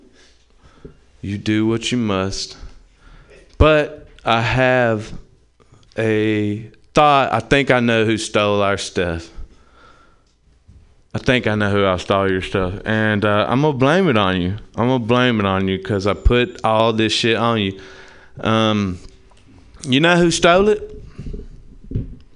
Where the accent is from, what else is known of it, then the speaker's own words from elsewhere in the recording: Tennessee, United States; moved away as an adult; now in San Francisco, United States; I'm from there, I'm from Tennessee specifically